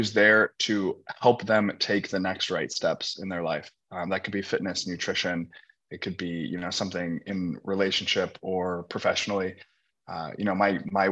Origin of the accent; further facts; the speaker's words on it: Indianapolis, Indiana, United States; moved away as an adult; now in Los Angeles, United States; I grew up in Indianapolis, Indiana. I'm a Midwest guy.